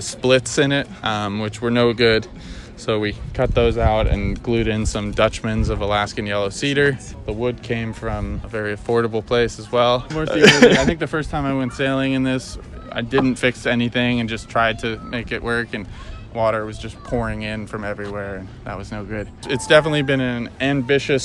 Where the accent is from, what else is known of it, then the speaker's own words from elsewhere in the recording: Maine, United States; I'm from Maine originally.